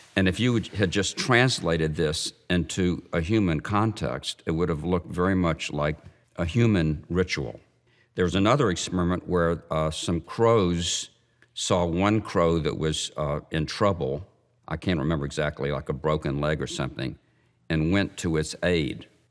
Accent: Memphis, Tennessee, United States; I grew up Jewish in Memphis, Tennessee

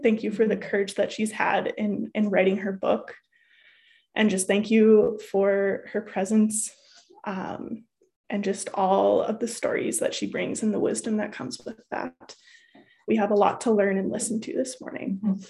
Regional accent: Winnipeg, Manitoba, Canada; So I grew up in Winnipeg in a middle-class home with a younger brother, a mom, and a dad.

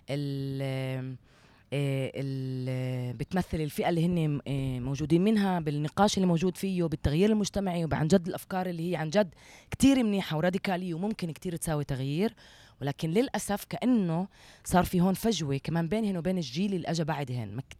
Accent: Palestine; البعد اللي عم بيكون بقلب المجتمع بيناتنا احنا كفلسطينيين

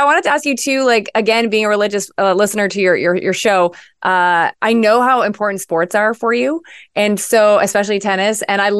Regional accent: Montreal, Quebec, Canada; As a Canadian, it's very interesting because, you know, we have our view of what our neighbors to the south are.

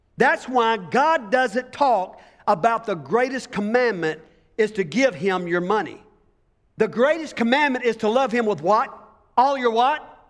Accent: United States; as being American

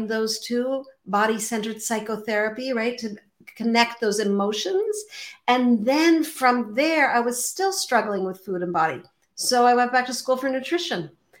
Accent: Montreal, Quebec, Canada; I grew up in Montreal

